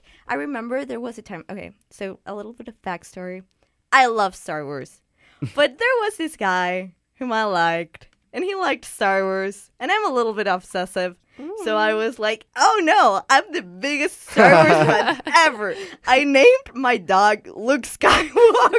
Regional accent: Peru; now in Vancouver, Canada; I'm from Peru

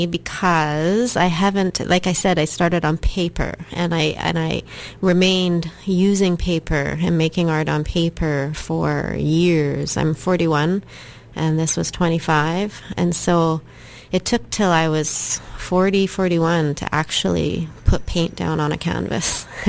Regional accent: Saskatchewan, Canada; I'm from the Kiskus Nation in Saskatchewan.

